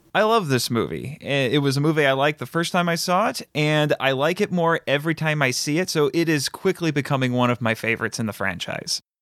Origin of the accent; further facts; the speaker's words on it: United States; I'm very happy being an American